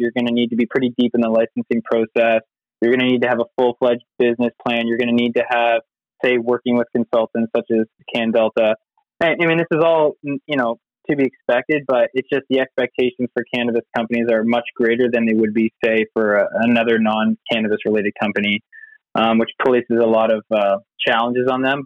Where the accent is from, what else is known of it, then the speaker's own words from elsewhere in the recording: Nova Scotia, Canada; moved away as an adult; also born or lived in California; I grew up in Nova Scotia